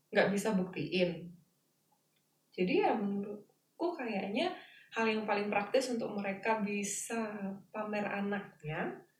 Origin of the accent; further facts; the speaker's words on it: Java, Indonesia; aku Jawa